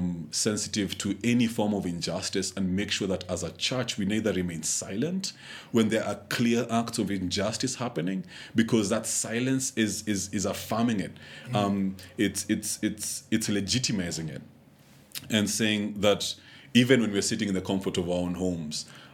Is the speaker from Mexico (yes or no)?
no; Kenya; This is the time when I felt, you know, least proud of actually being a Kenyan.